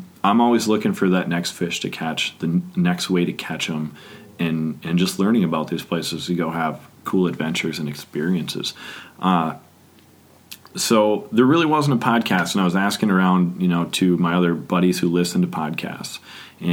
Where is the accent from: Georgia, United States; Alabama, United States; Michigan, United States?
Michigan, United States; also born or lived in St. Ignace, Michigan / Coldwater, Michigan; I lived there until I think I was 7. And then my dad took a new job down in Coldwater, Michigan